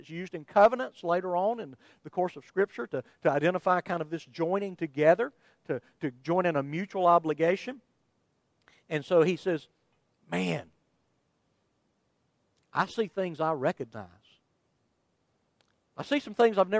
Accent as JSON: {"language": "English", "town": "Somerville", "region": "Georgia", "country": "United States", "said": "I'm from Somerville, Georgia"}